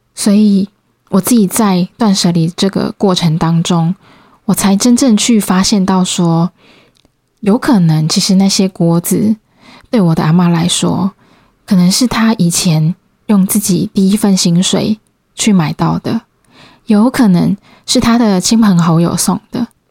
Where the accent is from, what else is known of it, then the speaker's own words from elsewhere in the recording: Changhua County, Taiwan; moved away as an adult; also born or lived in Kaohsiung; now in Taipei, Taiwan; 其实我是彰化人，然后以前大学是在高雄读书